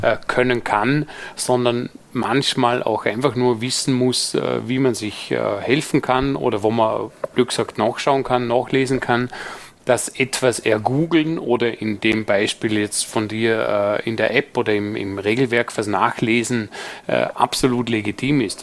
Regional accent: Dornbirn, Vorarlberg, Austria; in meiner Heimatstadt Dornbirn

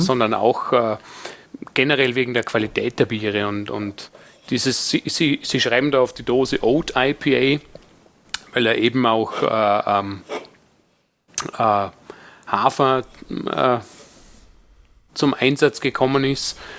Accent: Vorarlberg, Austria; als Vorarlberger

